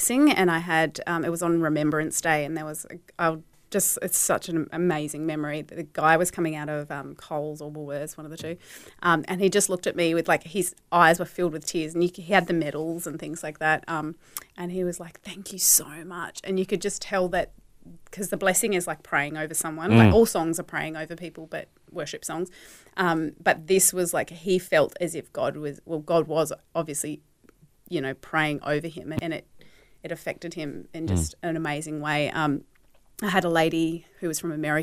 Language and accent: English; Hobart, Tasmania, Australia; I was born in Tasmania, mm-hmm. in Hobart.